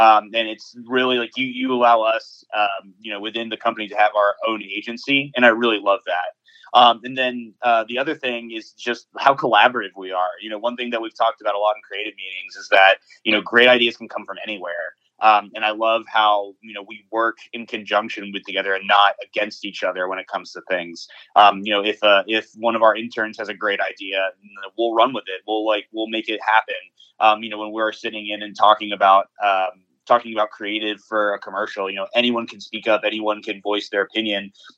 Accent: the South, United States; maybe it's because so many of us were born and raised in the South

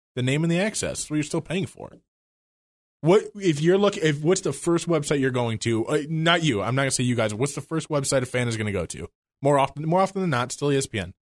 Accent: Illinois, United States; growing up in Illinois

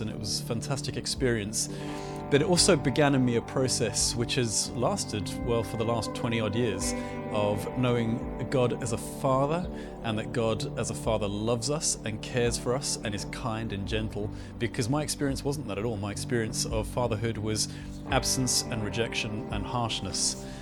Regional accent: Johannesburg, Gauteng, South Africa; I grew up in Johannesburg in South Africa

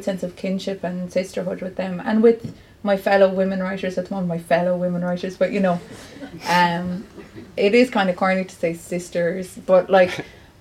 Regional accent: Clare, Munster, Ireland; also born or lived in Galway; now in Cork, Ireland; I was born in Galway, but like all Clare people are either born in Galway or Limerick or the side of the road, you know. We don't have a maternity hospital, so it's not that much of a big deal that I was born in Galway. I'm Clare, like, I'm Clare through and through

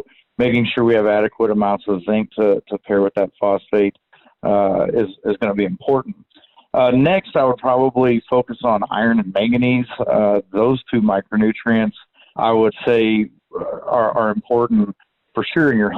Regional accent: Southeast Texas, United States; now in College Station, United States; I come from Southeast Texas. I live in College Station, Texas

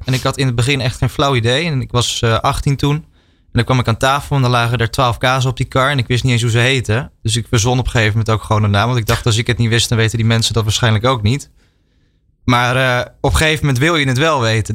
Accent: Netherlands; wij eh, als Nederlanders

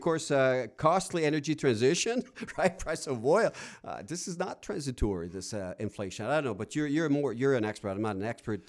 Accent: Rouyn-Noranda, Quebec, Canada; now in Alberta, Canada; I went to my hometown in Quebec, uh, Noranda

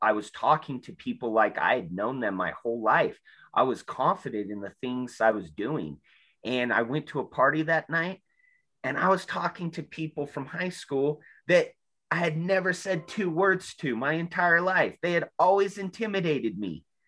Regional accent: South Salt Lake, Utah, United States; I grew up in South Salt Lake

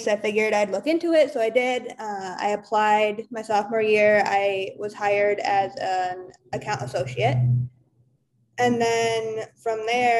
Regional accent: West Michigan, United States; also born or lived in St. Joseph, Michigan / Kalamazoo, Michigan; I'm from West Michigan. So I lived in St. Joseph and Kalamazoo area

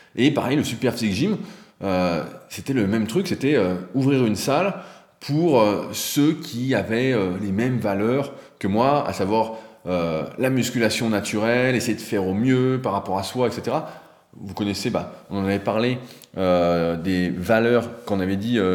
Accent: France; en tant que Français

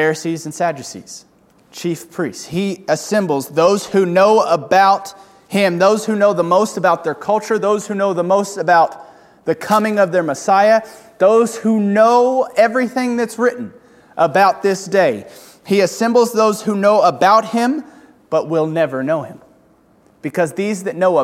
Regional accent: United States; as American Christians

